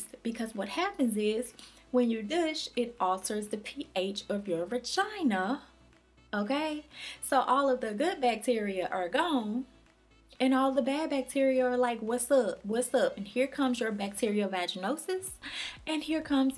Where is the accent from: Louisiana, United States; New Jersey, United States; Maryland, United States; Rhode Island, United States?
Louisiana, United States; I'm from Louisiana